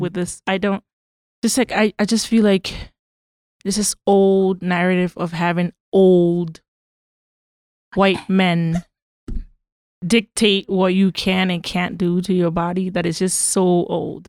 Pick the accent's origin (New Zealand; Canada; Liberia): Liberia; also born or lived in Boston / Virginia; now in United States; I'm from Liberia